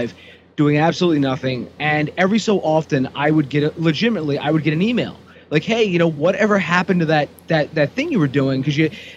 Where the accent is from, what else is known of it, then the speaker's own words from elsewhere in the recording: Aston, Pennsylvania, United States; I'm actually from Aston